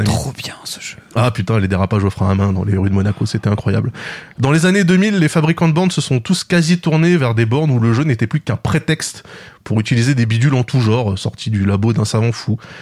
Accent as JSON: {"language": "French", "country": "France", "tie": "born or raised there", "said": "la salle d'arcade de Plessis 2, là où j'ai grandi"}